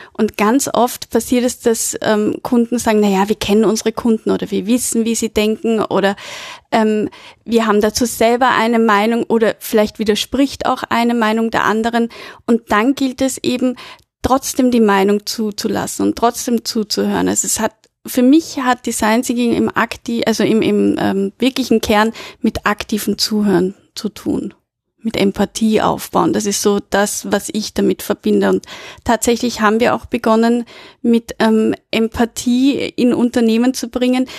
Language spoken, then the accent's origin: German; Vienna, Austria; Ich komme aus Wien